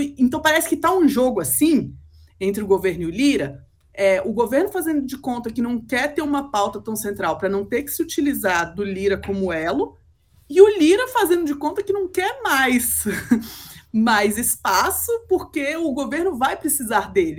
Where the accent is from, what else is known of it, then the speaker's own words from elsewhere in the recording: Brazil; como brasileira